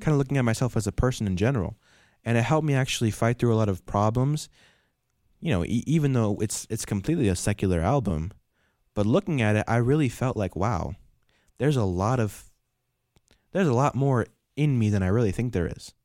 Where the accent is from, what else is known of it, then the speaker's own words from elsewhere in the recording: New York, United States; I'm from New York